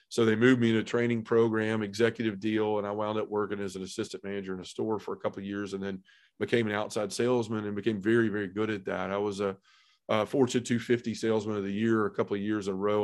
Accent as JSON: {"language": "English", "town": "Memphis", "region": "Tennessee", "country": "United States", "tie": "born or raised there", "said": "I was born and raised in Memphis"}